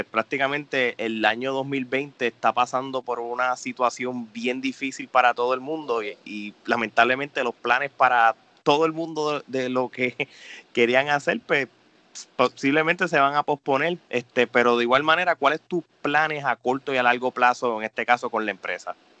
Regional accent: Puerto Rico; nosotros tres como puertorriqueños

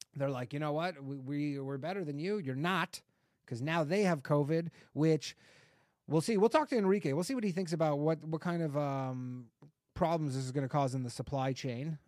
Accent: Canada; moved away; I'm Canadian

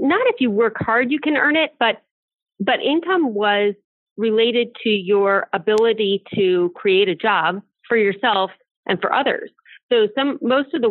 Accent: Akron, Cleveland, Ohio area, United States; I grew up in the Akron, Cleveland, Ohio area.

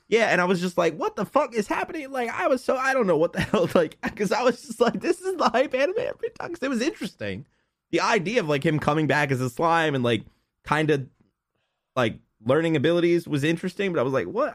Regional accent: United States; I'm an American

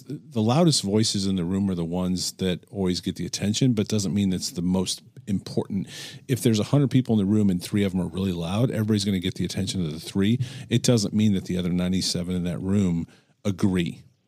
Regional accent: United States; I was born in America. I've lived in America.

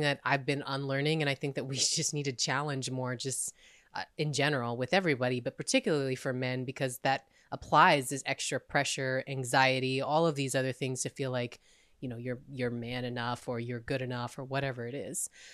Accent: United States

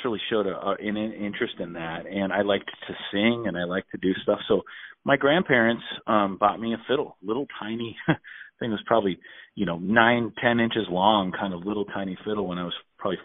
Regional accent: Minnesota, United States; I grew up in Minnesota

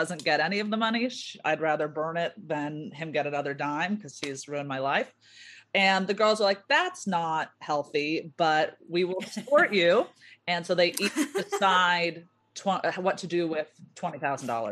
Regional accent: Orange County, California, United States; also born or lived in Chicago; now in Los Angeles, United States; I'm from Orange County

